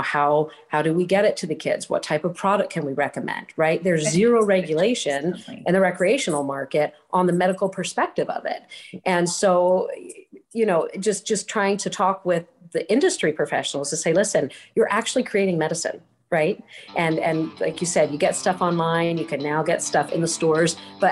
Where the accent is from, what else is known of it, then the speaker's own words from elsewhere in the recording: Georgia, United States; I grew up in Georgia